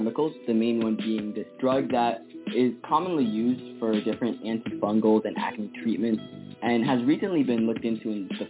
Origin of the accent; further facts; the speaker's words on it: Ethiopia; now in Fairfax, United States; I'm a 14-year-old going to Woodson High School in Fairfax, Virginia, and I was born in Ethiopia.